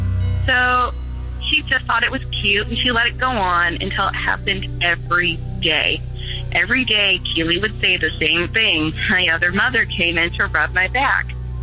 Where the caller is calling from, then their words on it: Seattle, Washington, United States; I'm from Seattle, Washington